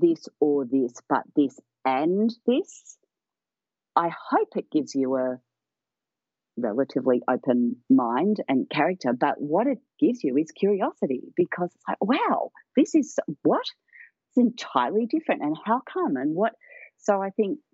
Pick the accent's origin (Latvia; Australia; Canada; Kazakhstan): Australia; Melbourne, Victoria; also born or lived in United Kingdom / Scotland; when we moved from the UK in the 60s to Australia, my parents were doctors. They were young GPs. And they deliberately chose to move to one of the poorest parts of Melbourne in Victoria, where I live